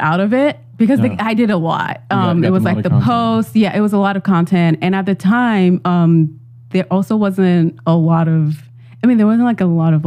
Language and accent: English; New York, United States; I'm from New York